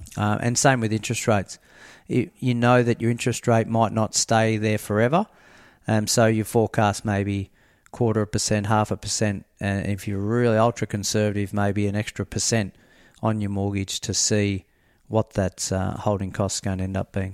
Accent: near Horsham, Victoria, Australia; moved away; I grew up near Horsham

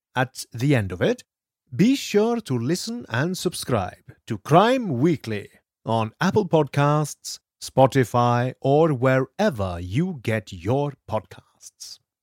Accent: Norway; moved away; I grew up in Norway

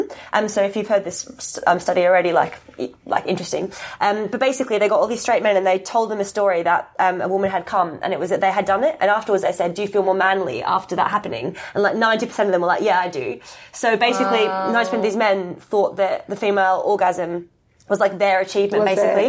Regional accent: Australia; moved away; I'm from Australia, in case you couldn't get from my confusing accent, but it was a Catholic girls' school

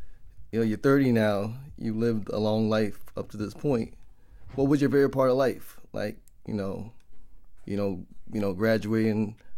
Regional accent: New York City, New York, United States; We grew up in Canarsie together.

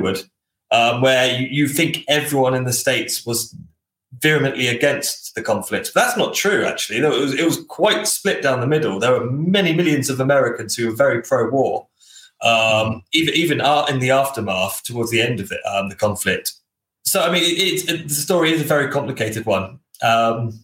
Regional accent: United Kingdom; we're British

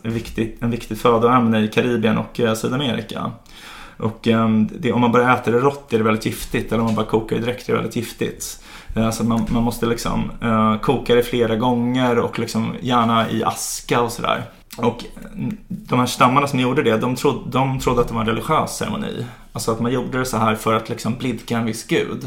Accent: Sweden; Vi är så himla sekulära och liberala här

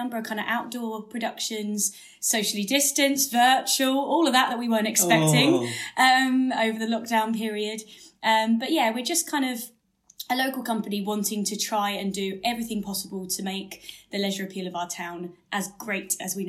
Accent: Tonbridge, South East England, United Kingdom; moved away as an adult; We grew up in Tunbridge and, went on, did things and toured and did a number of different jobs and have come back.

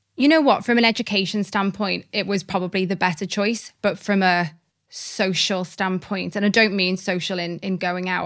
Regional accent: Liverpool, North West England, United Kingdom; also born or lived in Cardiff, Wales; I was born in Cardiff, which is actually where all of my family are, are from. Um, and I'm really proud to be from Wales, but my mum kind of moved us to Liverpool quite quickly

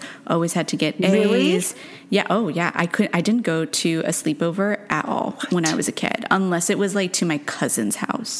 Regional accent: Stanford, California, United States; I was born in Stanford Hospital

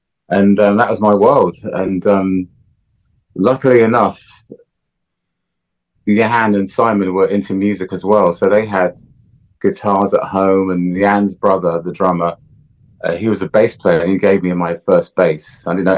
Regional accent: Jamaica; But, you know, growing up in Jamaica, the resources are a little bit scarce

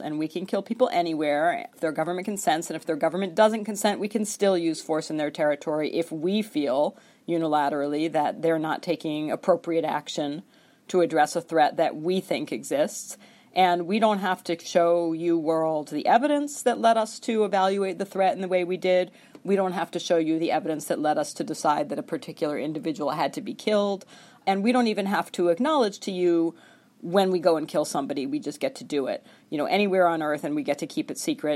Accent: United States; as an American citizen

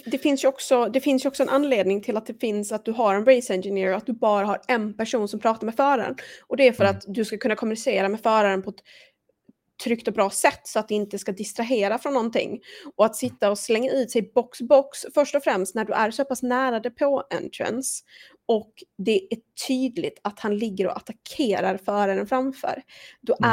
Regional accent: Sweden

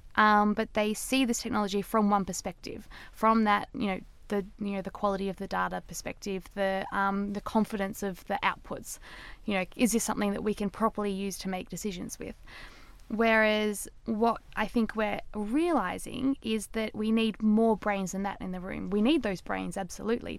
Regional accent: Australia; I'm Australian, I say data

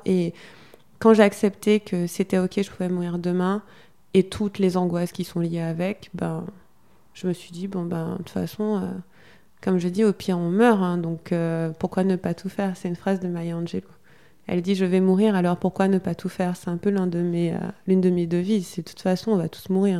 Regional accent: Guadeloupe; je suis guadeloupéenne, en Guadeloupe

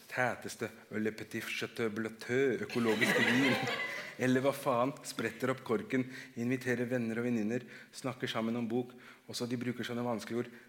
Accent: Oslo, Norway; Så hvis noen hadde spurt meg hvor jeg kom fra, jeg hadde sagt rett ut jeg er fra Oslo. Jeg er oslosk.

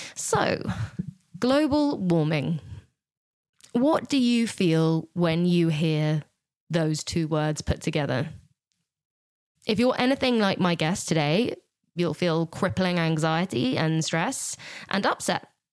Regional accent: Gloucestershire, South West England, United Kingdom; we are in Gloucestershire in 2016, which is actually my my hometown. Um, that's where that's where I was brought up.

